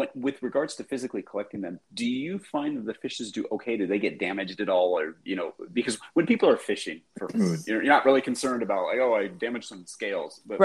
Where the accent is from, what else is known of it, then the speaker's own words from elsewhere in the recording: Los Angeles, California, United States; I grew up in Los Angeles, right? Like suburbia here.